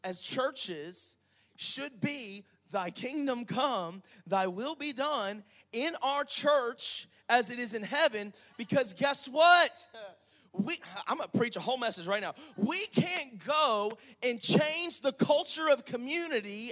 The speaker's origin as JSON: {"language": "English", "town": "Panama City", "region": "Florida", "country": "United States", "moved": "as an adult", "lives_now": "Crestview, United States", "said": "we're originally from Panama City"}